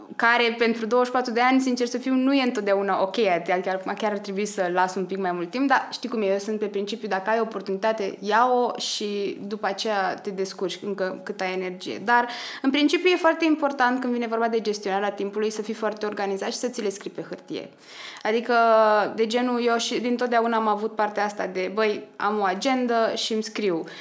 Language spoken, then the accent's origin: Romanian; Slobozia, Ialomița County, Romania; moved away as an adult; also born or lived in Cluj-Napoca, Romania / Vienna, Austria; sunt din Slobozia